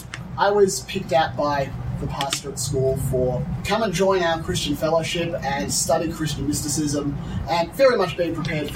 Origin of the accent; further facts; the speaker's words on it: Australia; I'm originally from Australia. My accent isn't classically Australian, if those people are paying close attention.